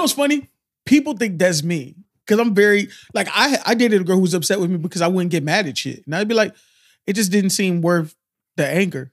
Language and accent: English; Miami, Florida, United States; I'm from Miami.